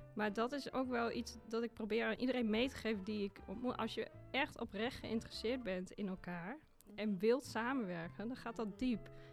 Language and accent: Dutch; Achterhoek, Gelderland, Netherlands; accent: Achterhoeks; moved away as an adult; also born or lived in Zwolle / Ethiopia; Ik kom uit de Achterhoek. En eh, dat accent, dat heb ik natuurlijk nog steeds en daar ben ik ook heel trots op